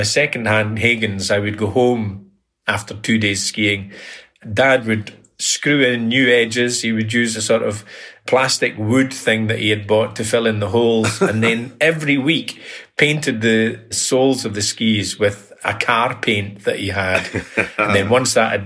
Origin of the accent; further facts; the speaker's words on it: Perthshire, Scotland, United Kingdom; also born or lived in Callander / Killin / Blairgowrie; growing up in Perthshire was idyllic, you know, various towns and villages because we had to move about because Dad was a cop. Places like Callander and Killin